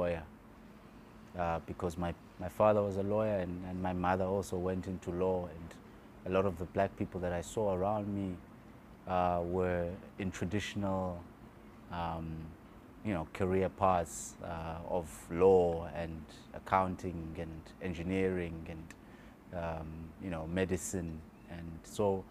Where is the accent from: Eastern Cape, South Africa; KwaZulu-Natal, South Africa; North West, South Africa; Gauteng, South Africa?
KwaZulu-Natal, South Africa; Clermont; also born or lived in Illovo, Johannesburg; now in Cape Town, South Africa; I'm born and bred in KwaZulu-Natal, so there is a bit of salt in my blood from the sea of Durban